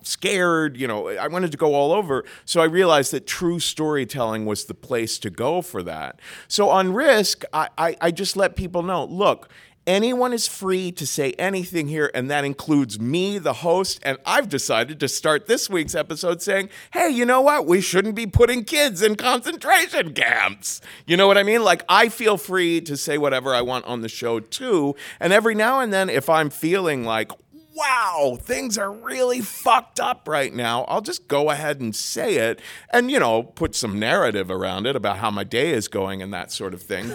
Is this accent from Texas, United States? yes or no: no; Cincinnati, Ohio, United States; moved away as an adult; also born or lived in New York; I grew up in Cincinnati, Ohio, and very, very Roman Catholic